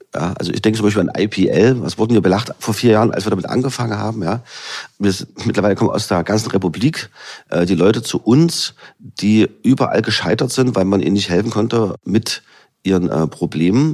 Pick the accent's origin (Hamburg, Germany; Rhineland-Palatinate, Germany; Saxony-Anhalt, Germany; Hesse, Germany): Saxony-Anhalt, Germany; Halle; also born or lived in Leipzig; Ich bin ja gebürtiger Hallenser sozusagen, kenne hier die Region, äh, bin hier zu Hause